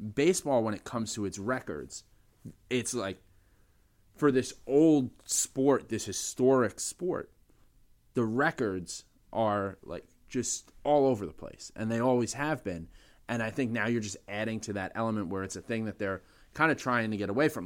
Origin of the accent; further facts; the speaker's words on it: New York City, New York, United States; growing up in the Bronx